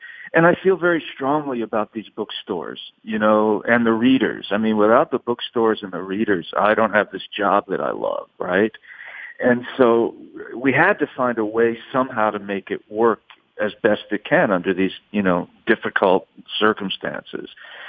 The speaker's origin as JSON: {"language": "English", "town": "Providence", "region": "Rhode Island", "country": "United States", "tie": "born or raised there", "also_born_or_lived": "New York City, United States / New Orleans, United States", "said": "You know, I grew up in Providence, Rhode Island, New York City, and New Orleans. And so I knew a lot of cops."}